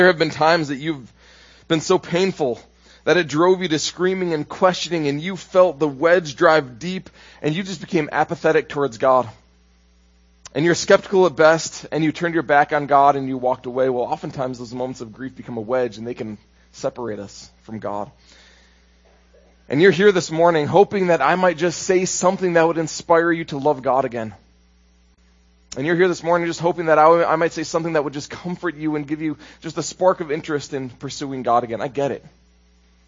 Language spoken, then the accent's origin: English; Minnesota, United States; moved away; I'm from Minnesota, by the way, so it's not like I can just walk down the road to my sister's house or my brother's house